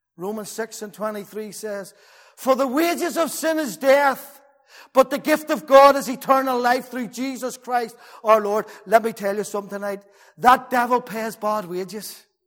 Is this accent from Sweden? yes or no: no; Belfast, Northern Ireland, United Kingdom; we moved from Douglas Street up the Beaver Estate, South Belfast